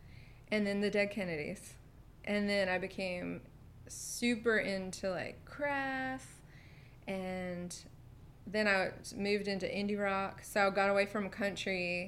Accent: Hancock, Maryland, United States; moved away as an adult; also born or lived in West Virginia / Louisiana; I was born in Hancock, which is 4 miles wide. It's right on a mountain.

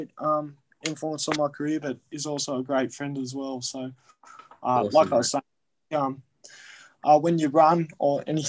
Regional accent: Devonport, Tasmania, Australia; moved away; also born or lived in Canberra; growing up in Devonport

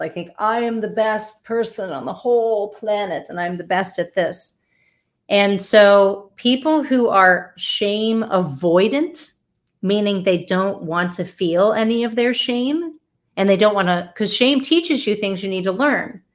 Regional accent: Delaware, United States; moved away; I'm originally from Delaware

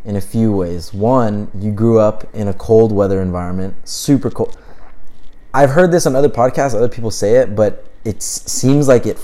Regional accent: Orange County, California, United States; I was born and raised in Orange County

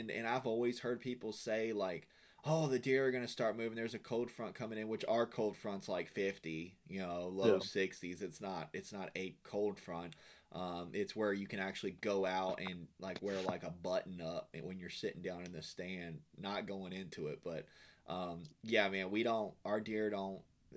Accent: Blue Ridge Mountains, Virginia, United States; moved away as an adult; now in Florida, United States; I'm from Virginia, from the Blue Ridge Mountains and Appalachian Mountains.

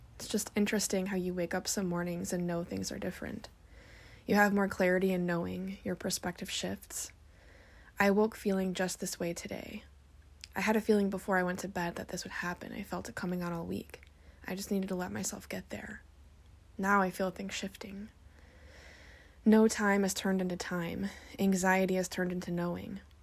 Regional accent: Indiana, United States; moved away as an adult; also born or lived in northern Washington; now in Washington, United States; left my hometown, everybody that I know and love back in my hometown in Indiana, and moved across the country to northern Washington all by myself

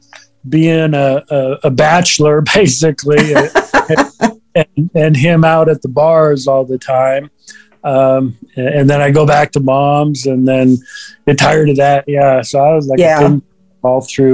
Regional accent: California, United States; also born or lived in Minnesota; we grew up in Minnesota until I was five, and then we moved out to California

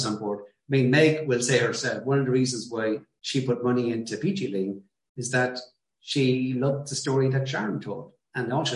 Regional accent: Ireland

